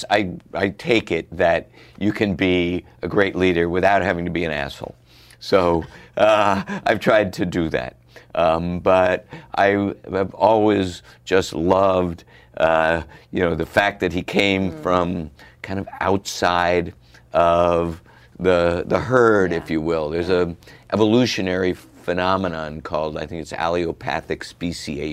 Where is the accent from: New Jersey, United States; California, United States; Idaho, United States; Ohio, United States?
Ohio, United States; outside Cincinnati; I grew up outside of Cincinnati